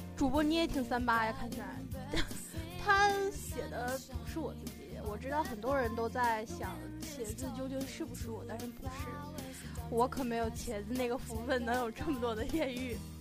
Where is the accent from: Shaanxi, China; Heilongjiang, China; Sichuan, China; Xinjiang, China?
Heilongjiang, China; Harbin; 这是我的家乡